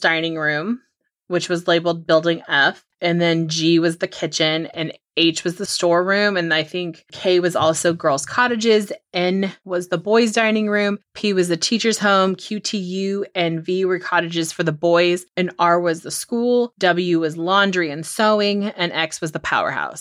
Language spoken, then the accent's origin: English; Chester, California, United States; I'm from Chester, California, like, that's where I was born.